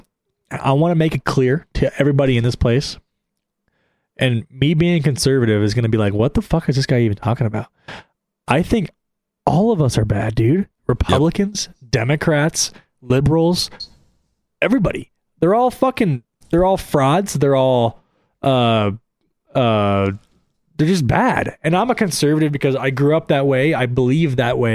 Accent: United States; I'm an American and I'm a patriot

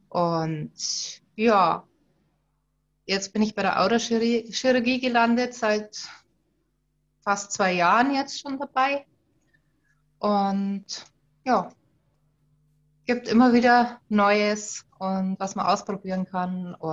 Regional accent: Bavaria, Germany; Ich komme aus dem schönen Oberbayern, ähm, aus dem Vierseenland

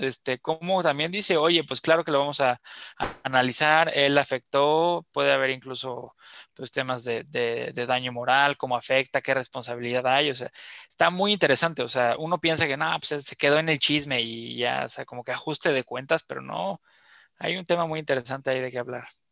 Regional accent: Mexico; also born or lived in Yucatán; como colectivo mexicano

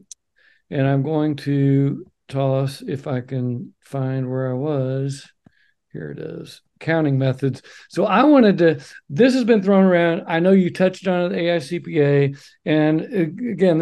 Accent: Oklahoma, United States; moved away as an adult; now in Oregon, United States; I'm from Oklahoma

